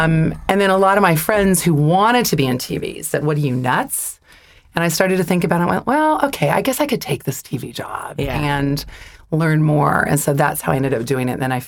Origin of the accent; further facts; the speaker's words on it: Portland, Oregon, United States; moved away as an adult; also born or lived in Seattle, Washington / Philadelphia; my mom had been born in Alaska and had family in Seattle. I was born in Seattle. So it was sort of like she wanted to be close to family, but not too close. So we ended up in Portland.